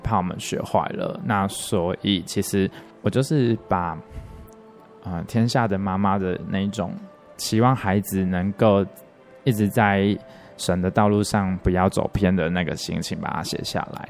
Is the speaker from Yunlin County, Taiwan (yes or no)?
yes; Yunlin County, Taiwan; moved away; also born or lived in Douliu / Nantou / Taipei / Tainan; 我的家乡， 就是云林的海边那边